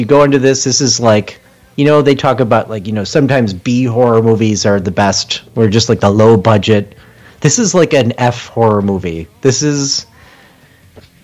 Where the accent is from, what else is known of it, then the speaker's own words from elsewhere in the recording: Chicago, Illinois, United States; I'm from Chicago